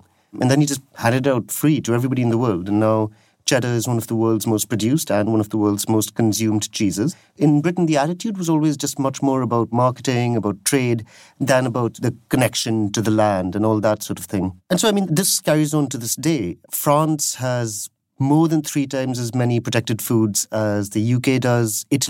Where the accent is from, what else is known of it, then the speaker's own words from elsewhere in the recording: India; now in United Kingdom; I come from India